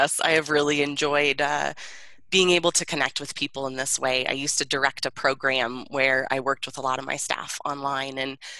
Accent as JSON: {"language": "English", "region": "Colorado", "country": "United States", "tie": "born or raised there", "also_born_or_lived": "Maryland / Iowa / Florida", "said": "And I was born in Maryland and my brother in DC, but we moved to Colorado when I was about 4 or 5 years old. Wow. And I've lived here ever since, except for college. I went to Iowa and then came right back to Colorado."}